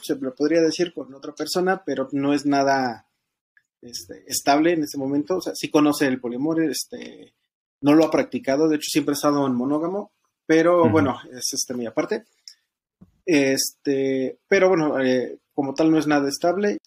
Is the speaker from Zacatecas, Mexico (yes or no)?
no; State of Mexico, Mexico; soy del Estado de México, tengo 36 años